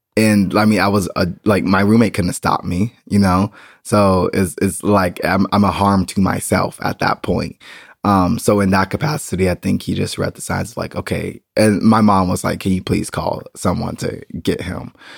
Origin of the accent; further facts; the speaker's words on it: United States; now in Berlin, Germany; I am still an American